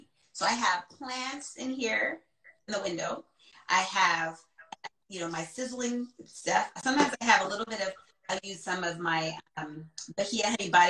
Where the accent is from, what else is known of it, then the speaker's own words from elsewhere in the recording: Jamaica; So I am like Jamaican, right?